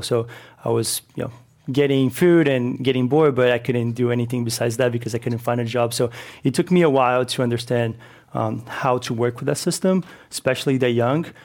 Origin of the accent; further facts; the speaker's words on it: São Paulo, Brazil; moved away as an adult; now in Oakland, United States; I'm originally from Sao Paulo, Brazil, so I've been here in California for seven years